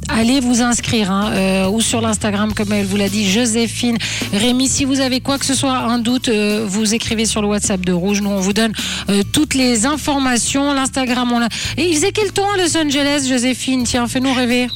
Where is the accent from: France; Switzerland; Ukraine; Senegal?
Switzerland; chez nous en Suisse